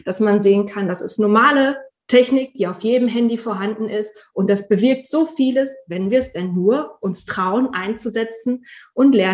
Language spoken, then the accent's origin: German; North Rhine-Westphalia, Germany; now in Münster, Germany; Ich bin hier in Münster Aufgewachsen bin ich aber tatsächlich im Kreis Höxter